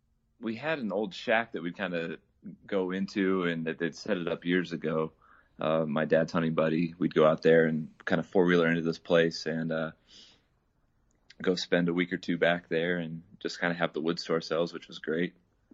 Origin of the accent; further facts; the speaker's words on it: Idaho, United States; So, I was born and raised up here in Idaho and currently living in Twin Falls.